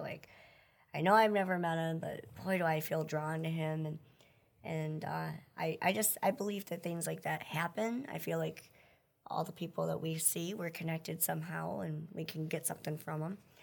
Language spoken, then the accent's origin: English; Wisconsin Rapids, Wisconsin, United States; also born or lived in Billings, Montana; now in Marshfield, United States; I was born in Billings, Montana, but I grew up in Wisconsin Rapids